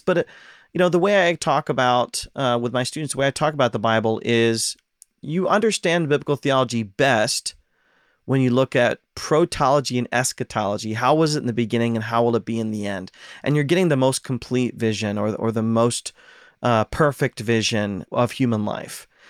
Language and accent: English; Ohio, United States; now in Pacific Northwest, United States; I'm from Ohio